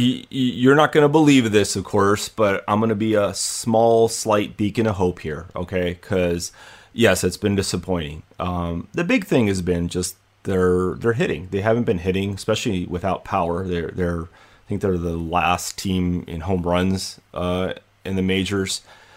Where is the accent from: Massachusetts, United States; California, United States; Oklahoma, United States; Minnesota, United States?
California, United States; Hollywood; It's my hometown, man. Hollywoodland.